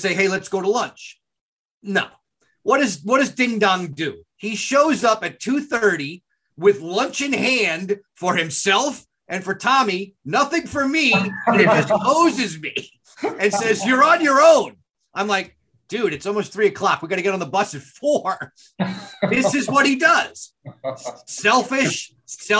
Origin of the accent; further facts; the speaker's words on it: Long Island, New York, United States; now in Maryland, United States; I grew up on Long Island